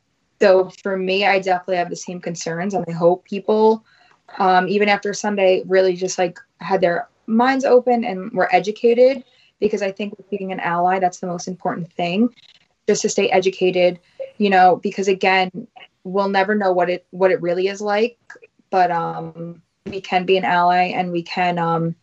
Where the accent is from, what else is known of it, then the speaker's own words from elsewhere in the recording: Farmingdale, New York, United States; growing up in Farmingdale, as it is very known, it is predominantly white